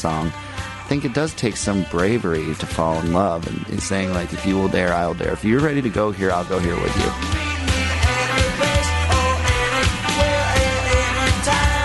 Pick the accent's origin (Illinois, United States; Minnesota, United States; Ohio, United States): Minnesota, United States; Minneapolis; I grew up in Minneapolis